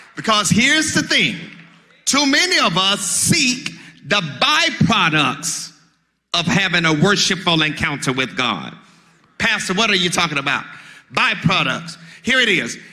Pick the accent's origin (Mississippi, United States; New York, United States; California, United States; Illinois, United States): Mississippi, United States; I'm from Mississippi